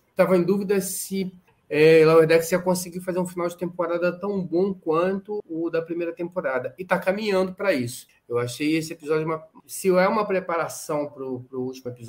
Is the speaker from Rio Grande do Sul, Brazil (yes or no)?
no; São Paulo, Brazil; Me adiquei como paulistano, mas hoje eu estou aqui em terras tupiniquins aqui.